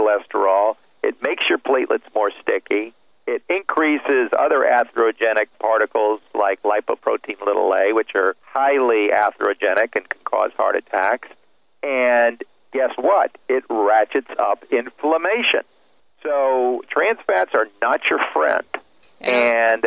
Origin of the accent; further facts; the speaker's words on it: Miami, Florida, United States; I'm from Miami